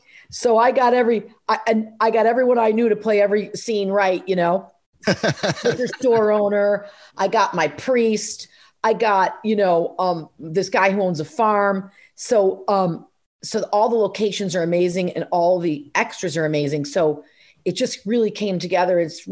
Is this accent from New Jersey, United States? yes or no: yes; Rumson, New Jersey, United States; we filmed it in my hometown in Rumson, New Jersey, where I live now.